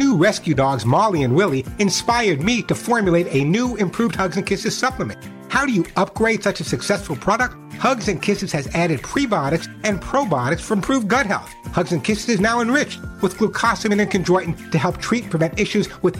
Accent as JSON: {"language": "English", "region": "New York", "country": "United States", "also_born_or_lived": "Sedona, Arizona", "said": "I'm from New York"}